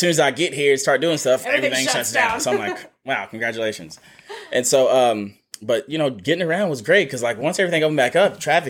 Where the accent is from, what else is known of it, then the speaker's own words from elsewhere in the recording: small town between Houston and Austin, Texas, United States; moved away as an adult; now in Nashville, United States; I'm from the Lone Star State, born in Houston, Texas. I grew up in a real small town, about 300 people. Between Houston and Austin called We Don't Need a Band-Aid, We Need Some Gauze.